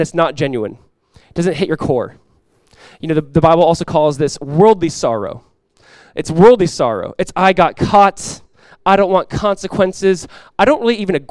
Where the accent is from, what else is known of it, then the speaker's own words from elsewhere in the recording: Southern California, United States; growing up in Southern California